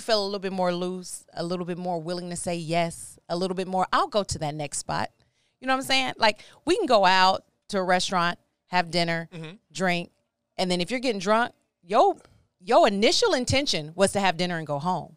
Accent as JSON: {"language": "English", "town": "Baytown", "region": "Texas", "country": "United States", "tie": "born or raised there", "also_born_or_lived": "Houston, Texas", "said": "I am from Houston, born in Houston, raised in Baytown"}